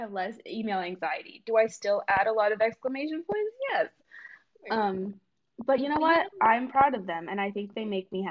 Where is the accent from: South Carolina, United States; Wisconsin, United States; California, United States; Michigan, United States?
California, United States; Bay Area; I was from the Bay Area